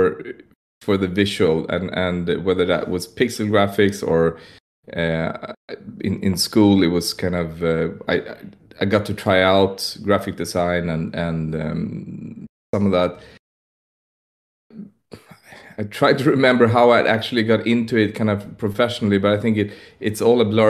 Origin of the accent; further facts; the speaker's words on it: Stockholm, Stockholm County, Sweden; I'm from Stockholm, Sweden